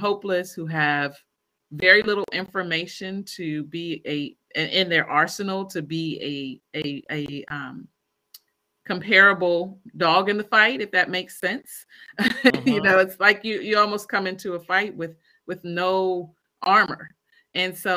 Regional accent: Maryland, United States; also born or lived in Washington, D.C.; I am from Maryland. I was born and raised in Maryland. Born in D.C., but raised in Maryland

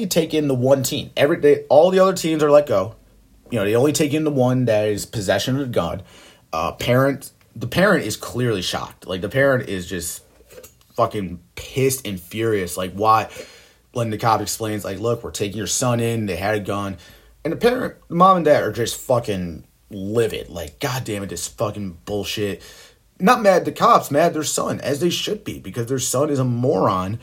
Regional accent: Buffalo, New York, United States; also born or lived in Orchard Park, New York; my hometown, Buffalo, New York.

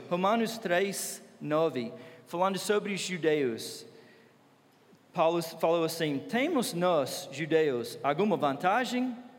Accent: United States; Portuguese is a second language; moved away as an adult; now in Brazil; eu sou americano

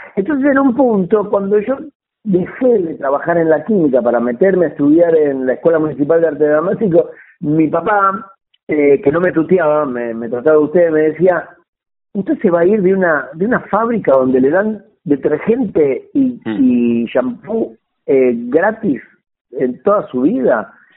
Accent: Munro, Buenos Aires Province, Argentina; yo nací en Munro, mm. eh, en, en, en la localidad de Munro

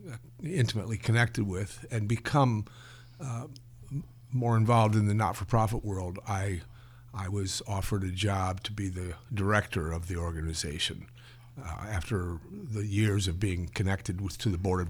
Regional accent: South Bend, Indiana, United States; Plus, I grew up in South Bend, a city that was I don't know the ratio, but certainly I went to the inner city school, which was a good portion of which was black.

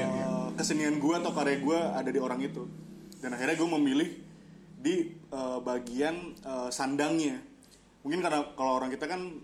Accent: Jakarta, Indonesia; orang kita tuh orang Jakarta

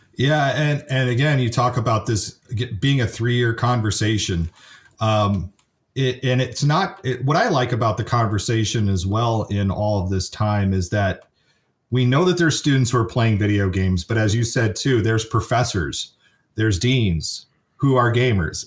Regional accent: San Francisco Bay Area, California, United States; also born or lived in Kansas City, Missouri; I grew up in the San Francisco area

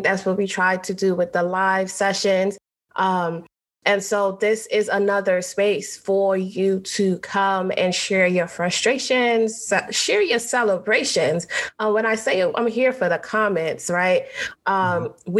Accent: New York City, New York, United States; also born or lived in Trinidad; I am Caribbean. I was born in Trinidad. I grew up in New York City, Brooklyn

